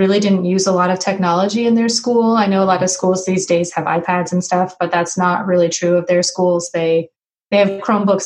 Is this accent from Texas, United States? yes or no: no; Burlington, Vermont, United States; moved away as an adult; also born or lived in Mid-Atlantic; now in West Lafayette, Indiana, United States; I was born and raised in Burlington, Vermont